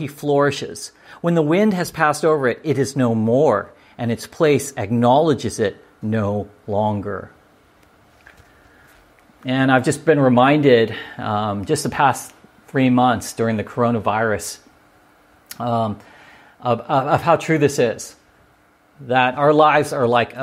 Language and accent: English; La Palma, California, United States; where I grew up in La Palma, California